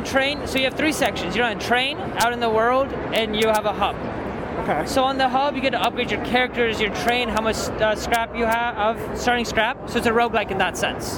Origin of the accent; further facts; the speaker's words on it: Poland; we are a team from Poland